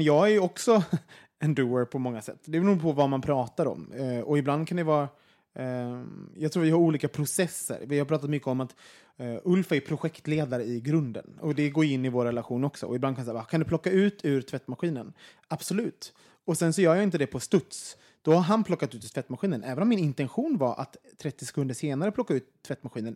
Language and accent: Swedish; Sweden; som svenskar